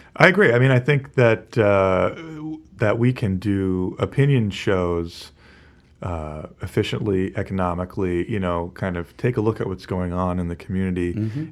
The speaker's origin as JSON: {"language": "English", "town": "Beverly", "region": "Massachusetts", "country": "United States", "tie": "born or raised there", "also_born_or_lived": "Gloucester, Massachusetts", "said": "I was born and raised in Beverly"}